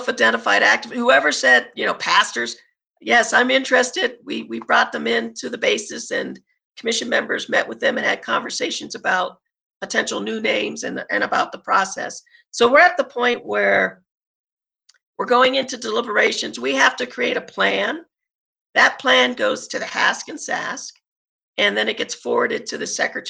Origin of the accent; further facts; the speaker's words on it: Colorado, United States; My dad was there, so I grew up in Colorado